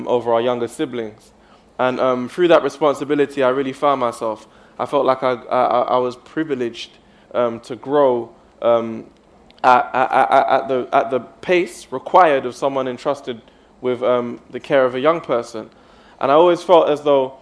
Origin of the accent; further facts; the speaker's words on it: London, United Kingdom; St. Raphael's Estate, after the estate on which I grew up